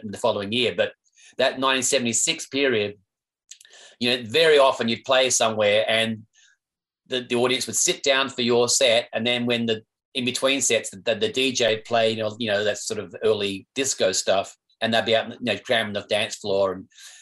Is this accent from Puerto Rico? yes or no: no; Perth, Western Australia, Australia; growing up in Perth